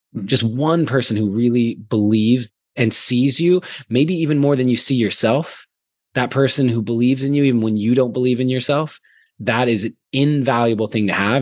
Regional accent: Arizona, United States; moved away as an adult; also born or lived in Glendora, California / Orange County, California; now in California, United States; I was born in Glendora, California, which is out sort of by Pasadena. I was there and then I moved to Orange County when I was in third grade. And then in sixth grade, I moved to Arizona

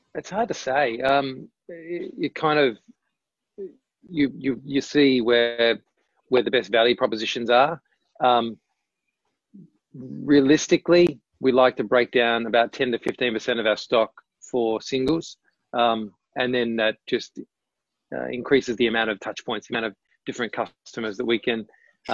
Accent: Tasmania, Australia; moved away as an adult; also born or lived in Melbourne; I grew up in Tasmania

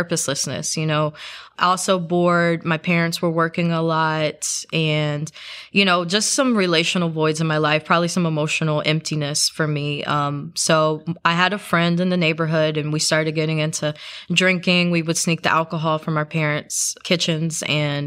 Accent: South Carolina, United States; I grew up in South Carolina, so it's part of the Bible Belt.

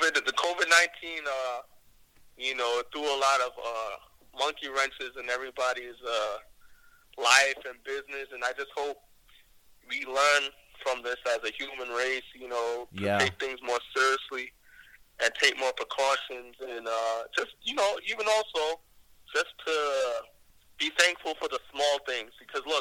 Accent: New York City, New York, United States; I'm from Staten Island, New York

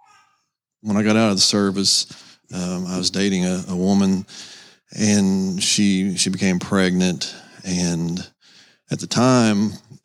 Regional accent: Seymour, United States; I'm currently living in Seymour. That's where I'm from, basically

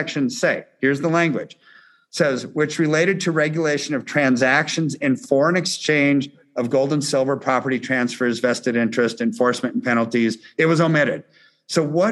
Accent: United States; as an American

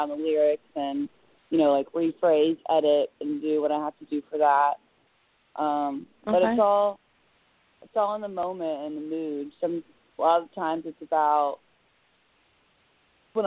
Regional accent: Jacksonville, Florida, United States; I am from Jacksonville, Florida

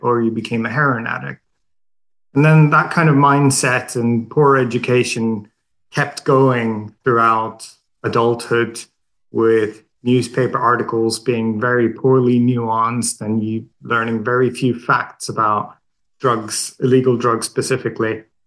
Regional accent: Sweden; moved away as an adult; now in London, United Kingdom; I'm Swedish. I grew up in Sweden

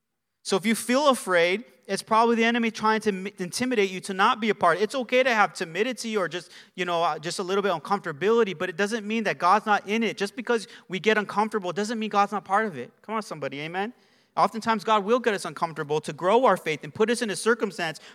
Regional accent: Arcadia, California, United States; I'm from Arcadia, and we pastor in Pasadena

